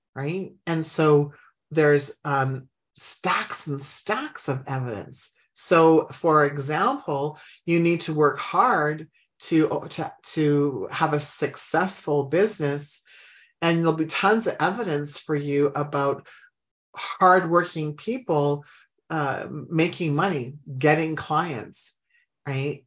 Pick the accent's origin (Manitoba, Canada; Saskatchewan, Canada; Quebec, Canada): Saskatchewan, Canada; Humboldt; I grew up in Humboldt, Saskatchewan, which is in Canada